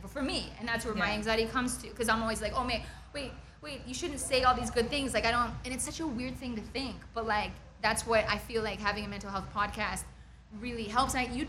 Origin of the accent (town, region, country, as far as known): Calgary, Alberta, Canada; born or raised there